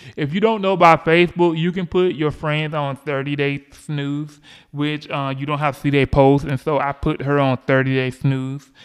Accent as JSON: {"language": "English", "region": "Georgia", "country": "United States", "tie": "born or raised there", "said": "Georgia voters, which is my home state"}